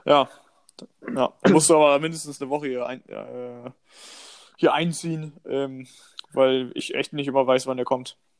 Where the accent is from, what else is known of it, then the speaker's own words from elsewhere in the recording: Northern Germany, Germany; bei uns in Norddeutschland